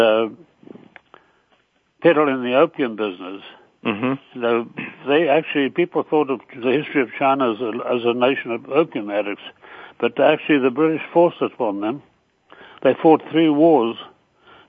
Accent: Ireland; I'm Irish by nationality

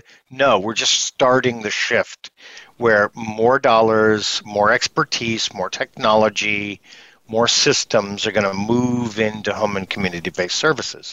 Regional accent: upstate New York, United States; I grew up in upstate New York. And you can hear it in my voice

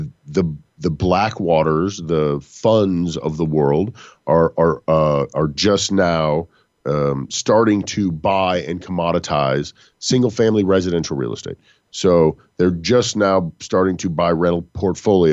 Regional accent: Texas, United States; I'm from Texas.

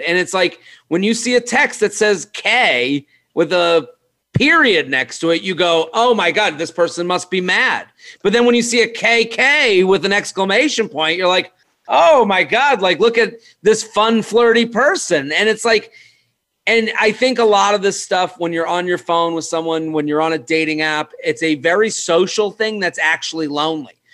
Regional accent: Needham, Massachusetts, United States; now in New York City, United States; I'm from Needham, and Needham's like a you know it's like a suburban town

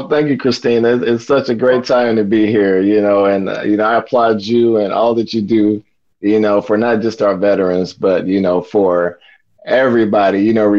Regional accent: Kansas City, Kansas, United States; I was born in Kansas City, Kansas back in 1970, you know, and just grew up in the inner city in Kansas, you know, went to Wyandotte High School, graduated from there in 88

